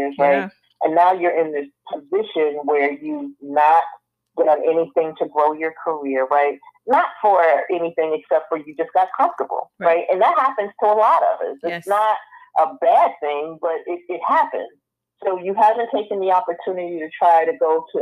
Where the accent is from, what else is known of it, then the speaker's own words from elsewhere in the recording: North New Jersey, United States; accent: northern; moved away; also born or lived in Atlanta, Georgia; I come from North New Jersey, born and raised